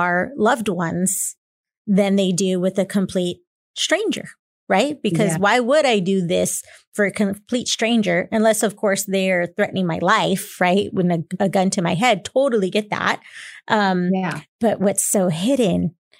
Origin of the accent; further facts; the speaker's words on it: San Antonio, Texas, United States; born and raised in San Antonio myself